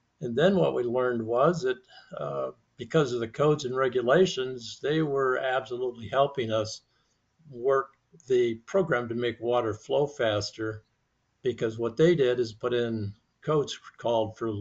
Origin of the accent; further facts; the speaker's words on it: Mojave Desert, California, United States; I grew up in the Mojave Desert